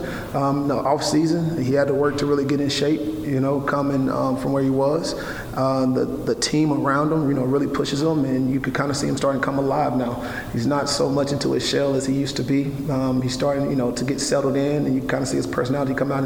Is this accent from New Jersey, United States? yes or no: no; Amory, Mississippi, United States; now in Waco, United States; my hometown of Amerman City